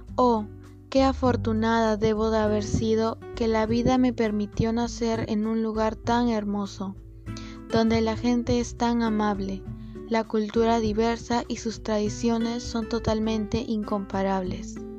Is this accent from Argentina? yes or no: no; Peru